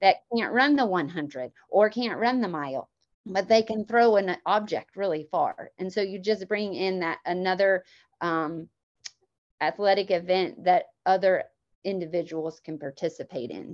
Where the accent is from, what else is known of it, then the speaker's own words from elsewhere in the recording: Emporia, Kansas, United States; moved away as an adult; now in Lake Wales, United States; grew up in Emporia, Kansas